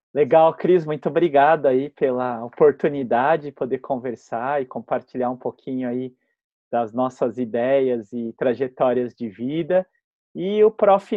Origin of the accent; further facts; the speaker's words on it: Botucatu, São Paulo, Brazil; moved away as an adult; now in São Paulo, Brazil; eu sou do interior, né? Eu sou de Botucatu. E lá em Botucatu a gente tinha uma vida muito livre